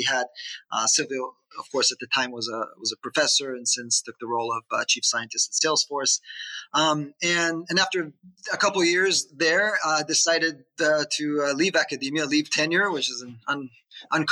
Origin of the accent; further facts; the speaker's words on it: Israel; moved away as an adult; now in United States; I born and raised in Israel.